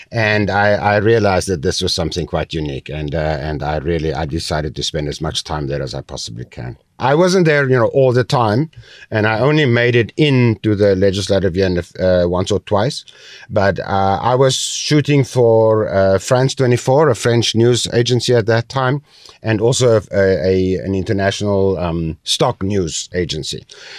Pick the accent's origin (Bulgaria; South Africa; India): South Africa; now in Taiwan; I come from South Africa. I'm a white Afrikaner male.